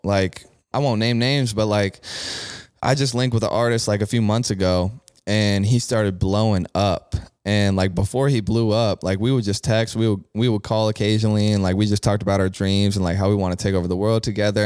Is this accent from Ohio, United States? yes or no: yes; Bexley, Ohio, United States; growing up in Bexley